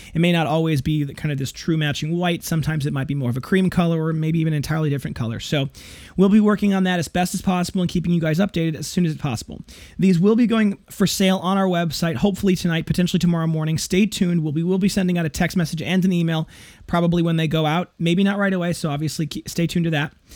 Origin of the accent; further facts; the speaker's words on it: Janesville, Wisconsin, United States; the Parker Penn Company, which was in my hometown, as well as the local G M plant